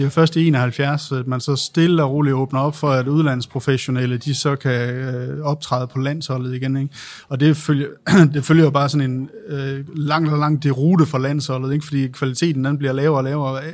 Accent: Aalborg, North Denmark Region, Denmark; Jeg er selv fra Aalborg

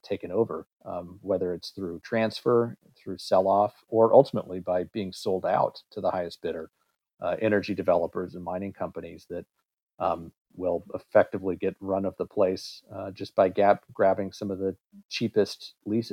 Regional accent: Kansas, United States; I grew up in Kansas

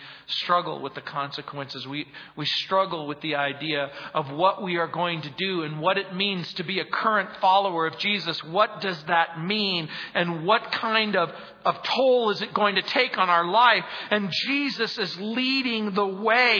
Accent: Southern California, United States; moved away; I grew up in Southern California

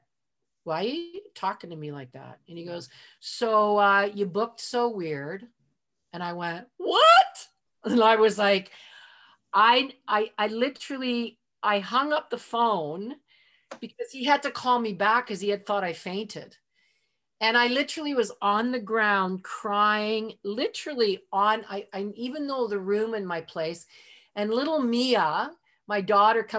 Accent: Edmonton, Alberta, Canada; moved away; I'm in Edmonton, my hometown where I was born, even though I'm a world citizen.

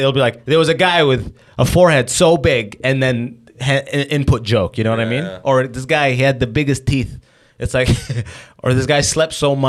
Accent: London, Ontario, Canada; also born or lived in Sudan; But I've lived in Windsor a little bit. I'm from London. I went to school in Kitchener, Toronto on lock.

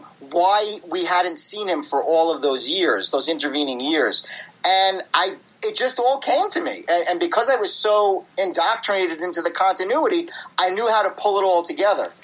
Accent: New York City, New York, United States; I grew up in Brooklyn, New York

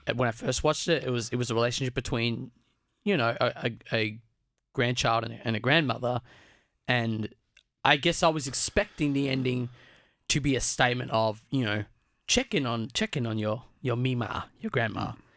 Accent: Australia; I was born in Australia. I guess you could argue my second generation Australian 'cause both my parents were born in Australia

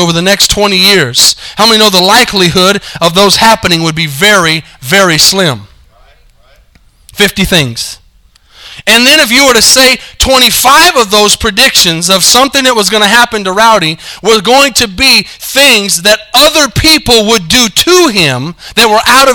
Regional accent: Arizona, United States; now in Denton, United States; I'm from Arizona, and I'm a University of Arizona fan

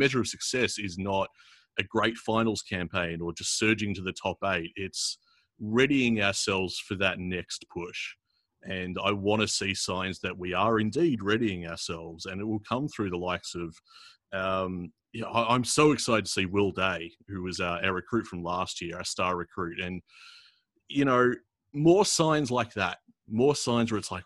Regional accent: Australia; growing up in Australia

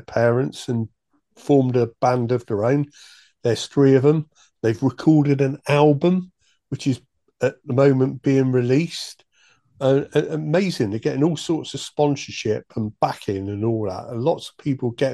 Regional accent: Chippenham, South West England, United Kingdom; Chippenham, my hometown

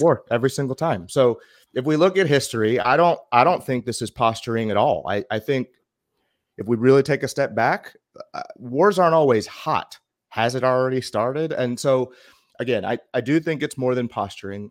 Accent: United States; being American

